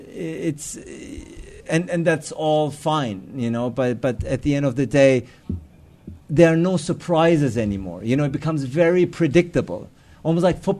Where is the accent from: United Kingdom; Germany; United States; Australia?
Germany; Hamburg; Uh, I grew up in Hamburg, so so I played for them.